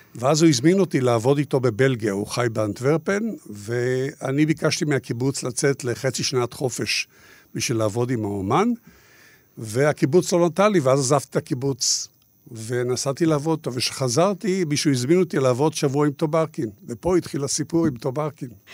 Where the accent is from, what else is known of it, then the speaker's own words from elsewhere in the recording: Israel; אני גדלתי בקיבוץ בתור ילד עם המון המון בעיות